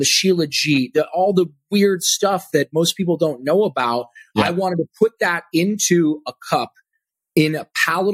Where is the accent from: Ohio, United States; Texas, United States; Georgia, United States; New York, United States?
Ohio, United States; now in Austin, United States; I'm from Ohio